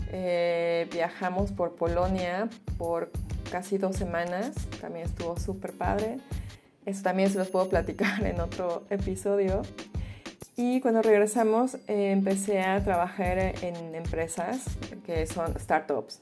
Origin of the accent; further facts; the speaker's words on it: Mexico City, Mexico; first language Spanish; moved away as an adult; now in Berlin, Germany; Yo nací en la Ciudad de México, soy mexicana